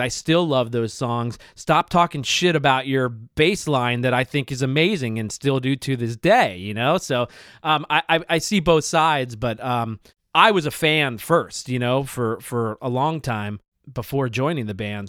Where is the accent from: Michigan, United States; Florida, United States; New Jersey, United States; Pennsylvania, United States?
Pennsylvania, United States; Bucks County; Tall Dave and I grew up in Bucks County, Pennsylvania together